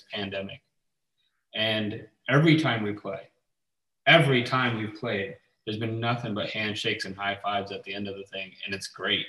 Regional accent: New York City, New York, United States; now in Florida, United States; I grew up in New York City, like hardcore, New York hardcore stuff

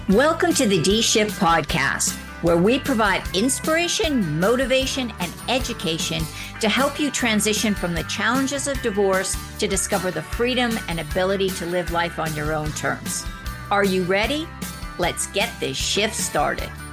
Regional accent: Canada; now in United States; I'm from Canada, but working in the United States.

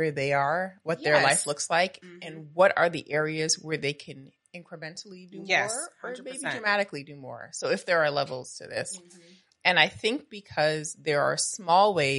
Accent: New York City, New York, United States; where I grew up in Brooklyn, I tell people I'm like fourth generation Brooklyn on this one block

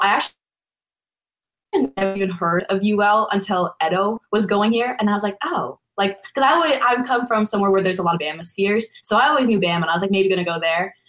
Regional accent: Connecticut, United States; moved away as an adult; now in Lafayette, United States; I'm from Connecticut.

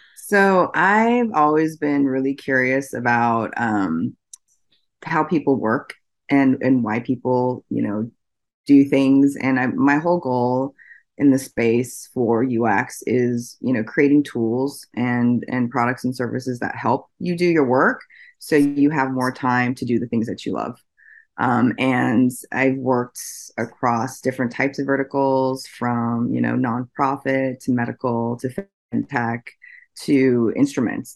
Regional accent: Oregon, United States; also born or lived in Washington State; I'm from the Pacific Northwest. I grew up in Oregon

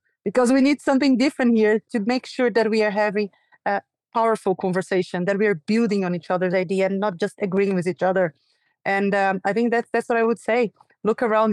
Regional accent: Brazil; moved away; also born or lived in New York; live in this country where I was born and raised, Brazil

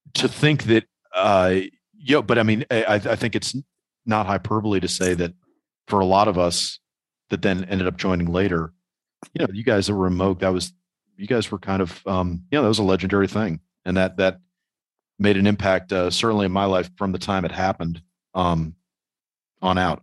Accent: New York, United States; as a New Yorker

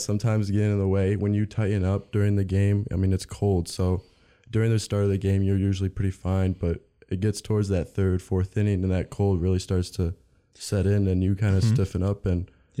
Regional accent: Lake Orion, Michigan, United States; I'm from Lake Orion, Michigan, 40 minutes from Detroit.

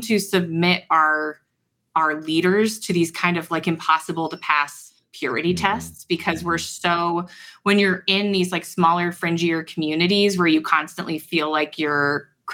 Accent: Ohio, United States; I'm from Ohio.

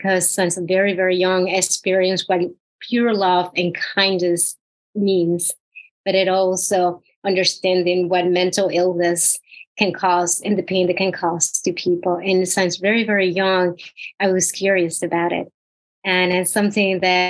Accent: Puerto Rico; Puerto Rico. I am from the tiny island of Puerto Rico.

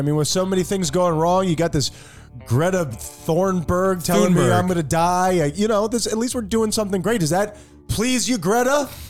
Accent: United States; I'm an American.

